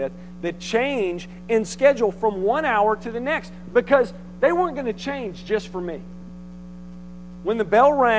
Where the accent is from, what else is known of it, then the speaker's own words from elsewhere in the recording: Conway, United States; where I grew up in Conway